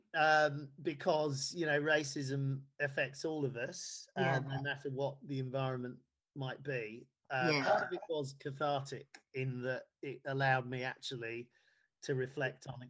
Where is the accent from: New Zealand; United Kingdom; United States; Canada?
United Kingdom; Bedfordshire, East of England; also born or lived in Ghana / Nottingham; we moved to Bedfordshire to a small market town there. And then I did all of my schooling there